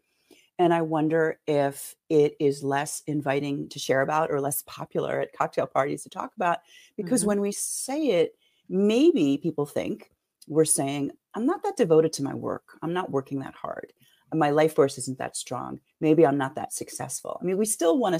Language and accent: English; Philadelphia, Pennsylvania, United States; moved away as an adult; also born or lived in San Francisco; I am from the inner city of Philadelphia, not far from Germantown. Lived there for my first 31 years and then moved here to study dance therapy